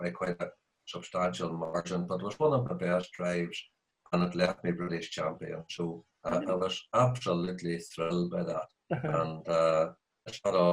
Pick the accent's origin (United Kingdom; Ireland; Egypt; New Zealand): Ireland; I was brought up outside Castledare on a farm